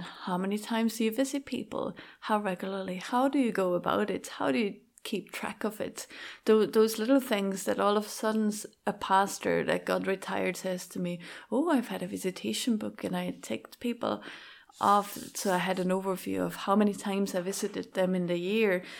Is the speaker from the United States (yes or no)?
no; Schaffhausen, Switzerland; English is a second language; moved away as an adult; also born or lived in France; Schaffhausen, where I grew up in Switzerland. That explains my accent, by the way.